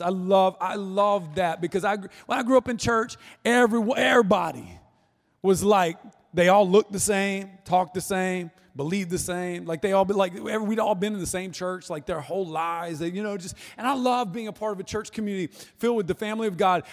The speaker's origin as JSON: {"language": "English", "region": "North Florida", "country": "United States", "said": "I'm from North Florida, which is you know like South Georgia masquerading as Florida"}